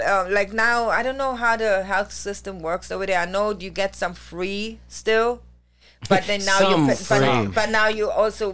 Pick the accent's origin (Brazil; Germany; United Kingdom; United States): Germany; English is a second language; moved away; I'm born and raised in Germany